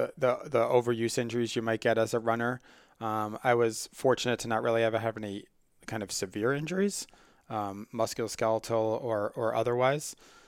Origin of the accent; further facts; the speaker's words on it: New York, United States; I grew up on Long Island and played football from when I was